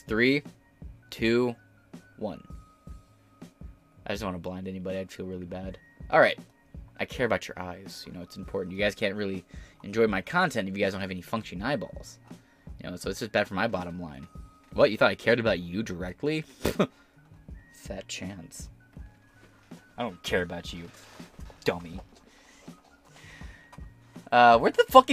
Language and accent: English; United States